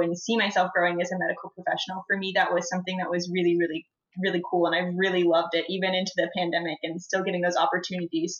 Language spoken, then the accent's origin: English; Whitesboro, Texas, United States; I am a current third year, and I am from Whitesboro, Texas.